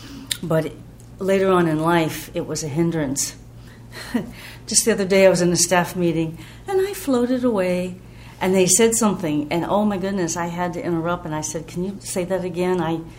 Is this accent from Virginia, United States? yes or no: no; Georgia, United States; I grew up in OA in Georgia, and we'd go to retreats.